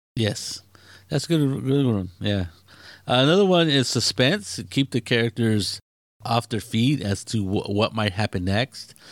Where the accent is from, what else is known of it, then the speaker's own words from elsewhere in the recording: Mexico; I'm not English. I'm, you know, mainly Mexican